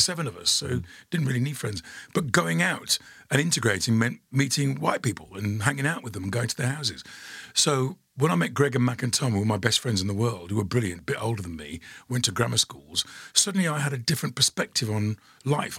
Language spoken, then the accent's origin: English; Dudley, West Midlands, United Kingdom; being a teenager and growing up in Dudley